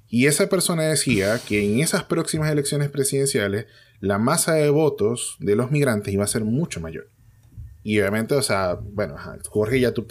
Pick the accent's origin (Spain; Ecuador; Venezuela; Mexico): Venezuela; nosotros como venezolanos sí tenemos cultura al voto.